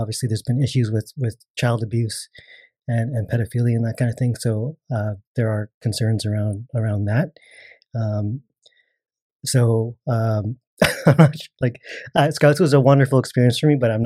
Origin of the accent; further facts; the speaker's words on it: Burnaby, British Columbia, Canada; also born or lived in Coquitlam; I grew up in Burnaby, Burnaby and a little bit of Coquitlam